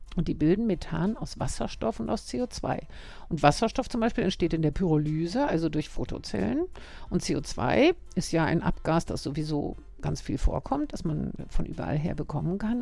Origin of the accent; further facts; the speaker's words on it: Germany; also born or lived in Norway; now in Vienna, Austria; ursprünglich bin ich aus Deutschland